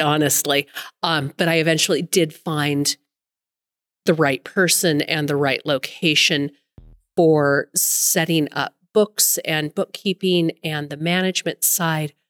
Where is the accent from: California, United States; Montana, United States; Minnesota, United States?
Montana, United States; Billings; also born or lived in Carbon County, Montana; Lived in Billings pretty much up my entire life, other than a short little stint in Carbon County